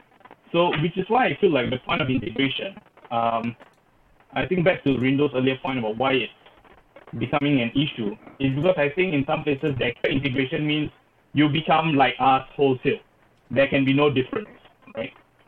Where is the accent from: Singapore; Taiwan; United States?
Singapore; I identify as Singaporean